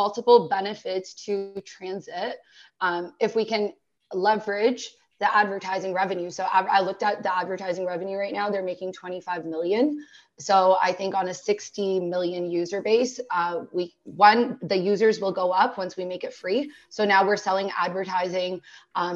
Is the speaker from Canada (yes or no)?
yes; Toronto, Ontario, Canada; I am born and raised in Toronto.